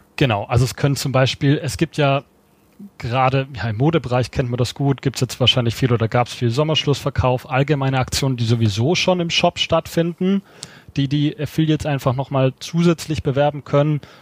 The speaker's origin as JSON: {"language": "German", "region": "Swabia", "country": "Germany", "said": "ich als Schwabe"}